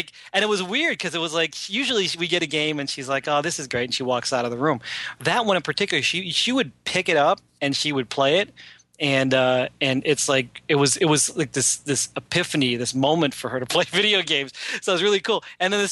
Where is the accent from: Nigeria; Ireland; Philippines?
Philippines; I'm Filipino, so they're named after a Filipino food.